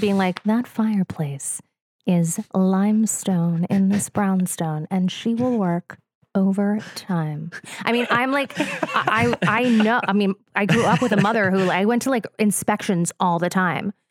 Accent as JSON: {"language": "English", "region": "New Jersey", "country": "United States", "tie": "born or raised there", "said": "I'm from the Rolling Hills of New Jersey"}